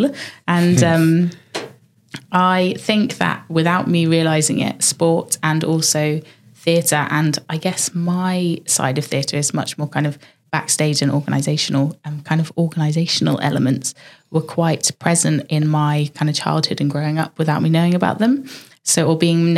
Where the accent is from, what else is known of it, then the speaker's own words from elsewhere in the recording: Dorset, South West England, United Kingdom; also born or lived in near Bristol; I grew up in Sleepy Dorset in a little tiny village.